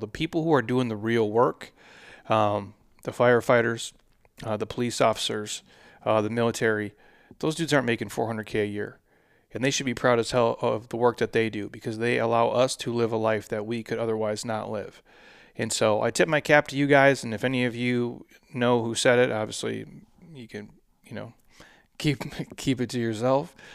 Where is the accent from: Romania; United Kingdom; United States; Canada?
United States; Minnesota; moved away as an adult; now in Scottsdale, United States; where I grew up in Minnesota